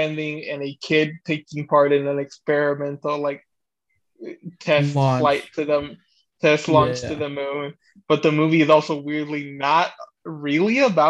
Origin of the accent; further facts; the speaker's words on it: Houston, Texas, United States; you could have just asked me to guess what growing up in Houston in the 60s was